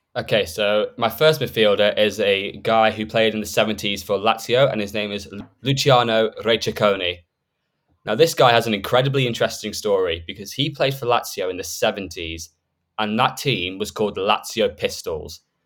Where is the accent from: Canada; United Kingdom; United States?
United Kingdom; Stoke-on-Trent, West Midlands; I'm from the Stoke area